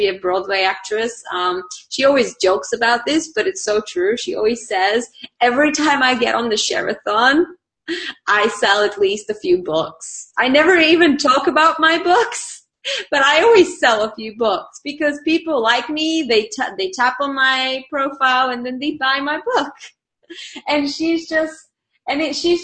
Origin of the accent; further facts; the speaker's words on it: Bulgaria; English is a second language; moved away; I'm from Bulgaria